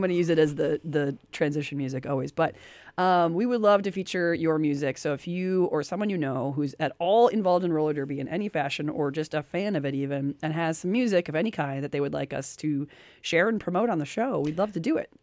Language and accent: English; United States; I grew up in America